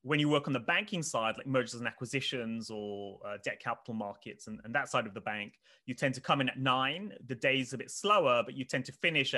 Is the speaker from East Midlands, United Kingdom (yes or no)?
no; Oxford, South East England, United Kingdom; I mean, I grew up in Oxford, but not in the nice part of Oxford, kind of the other side of Oxford, if people know Oxford.